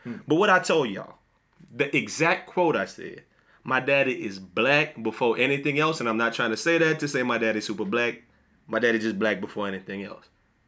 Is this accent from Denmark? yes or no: no; Louisiana, United States; I'm black before I'm Christian. I'm black before I'm a Sigma. I'm black before I'm a Xavierite. I'm black before I'm a Saints fan, a dude from Louisiana